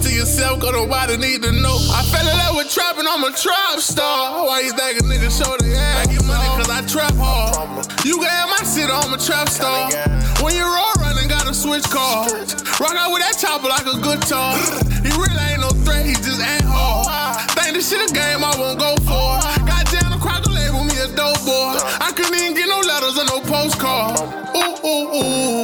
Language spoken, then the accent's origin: English; Orlando, Florida, United States